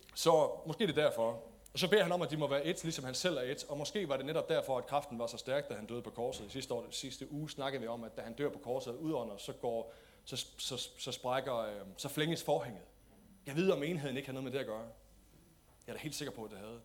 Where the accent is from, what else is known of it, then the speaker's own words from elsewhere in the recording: Denmark; som danskere